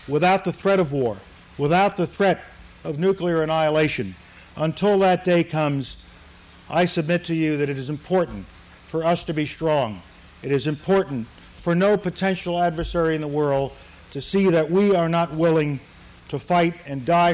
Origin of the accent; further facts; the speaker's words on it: New York City, New York, United States; also born or lived in Harlem; I was raised in the South Bronx section of New York City.